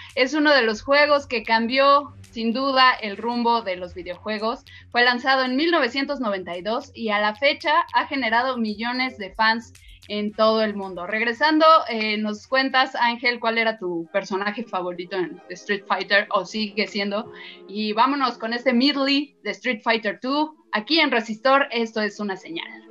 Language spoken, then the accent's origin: Spanish; Mexico